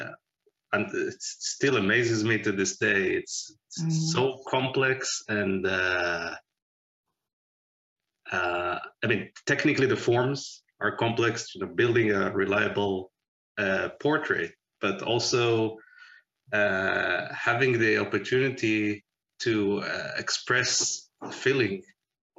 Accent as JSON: {"language": "English", "country": "Israel", "tie": "born or raised there", "moved": "as an adult", "lives_now": "Pittsburgh, United States", "said": "I was born in Israel and we moved here in 2008 with the family"}